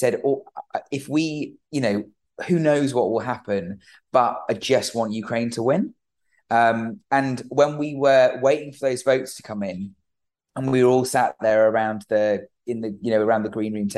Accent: United Kingdom; we're British. We're the United Kingdom.

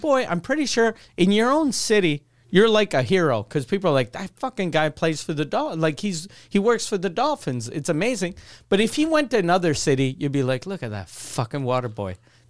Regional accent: Canada; since we're Canadian

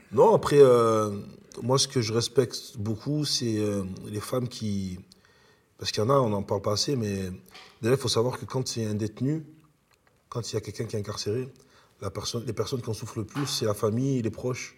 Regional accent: Marseille, Provence-Alpes-Côte d'Azur, France; also born or lived in Italy; Je suis marseillais, euh, ayant vécu en Italie

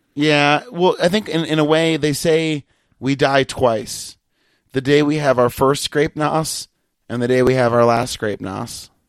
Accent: Massachusetts, United States; I'm from Massachusetts

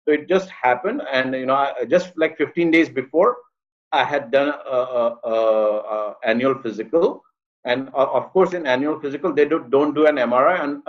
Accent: Mumbai, Maharashtra, India; moved away as an adult; also born or lived in Cleveland / Boston; now in Washington, D.C., United States; You know, I grew up in India. I was born here in Mumbai. And then I moved to the States as an international student 30 years ago.

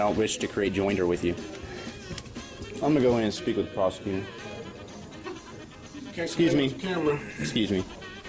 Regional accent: United States; also born or lived in Idaho; I was born in America, yes. I'm a state citizen of one of the several states.

